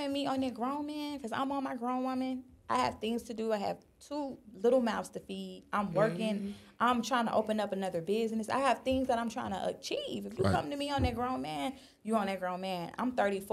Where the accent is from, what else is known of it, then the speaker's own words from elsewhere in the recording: South Florida, United States; moved away as an adult; also born or lived in Miami, Florida / Atlanta, Georgia; now in Los Angeles, United States; I'm from Florida. I'm from South Florida